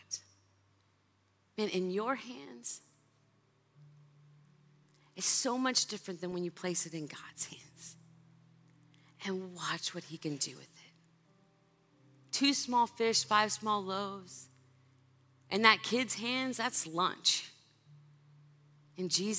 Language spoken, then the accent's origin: English; California, United States; also born or lived in Kentucky; I'm from California.